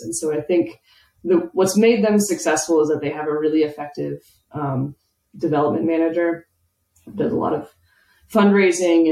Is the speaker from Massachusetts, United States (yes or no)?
no; Atlanta, Georgia, United States; now in Oklahoma, United States; I'm from the Atlanta area